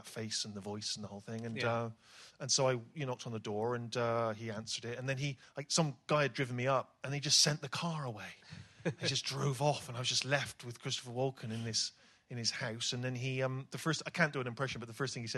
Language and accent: English; Bristol, South West England, United Kingdom; accent: West Country; when I was a kid growing up in Bristol